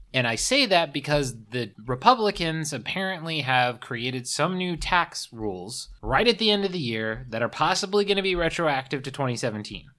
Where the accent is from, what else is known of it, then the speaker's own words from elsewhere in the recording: the South, United States; moved away; also born or lived in California; I grew up in the South